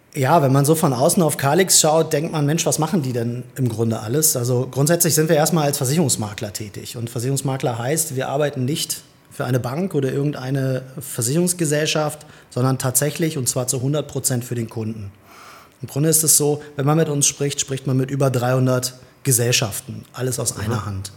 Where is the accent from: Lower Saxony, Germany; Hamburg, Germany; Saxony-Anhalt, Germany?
Lower Saxony, Germany; Hildesheim; bin gebürtiger Hildesheimer, wenn man das so sagen kann. Habe meine komplette Schul- und Arbeitszeit bisher hier verbracht